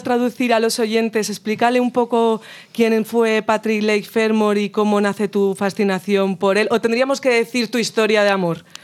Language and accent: Spanish; El Bierzo, Castile and León, Spain; vamos a ir a mi tierra y vamos a visitar el Bierzo, una de las zonas más bonitas de León